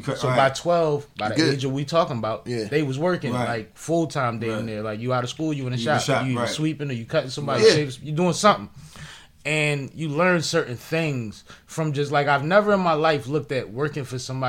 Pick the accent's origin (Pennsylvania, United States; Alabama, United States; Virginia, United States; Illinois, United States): Pennsylvania, United States; Philadelphia; I'm from West Philly. I'm from Uptown, but my family is from West Philly.